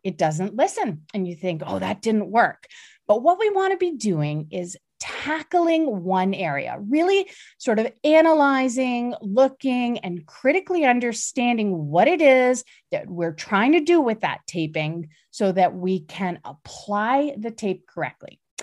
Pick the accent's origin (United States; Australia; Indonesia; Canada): Canada; I'm Canadian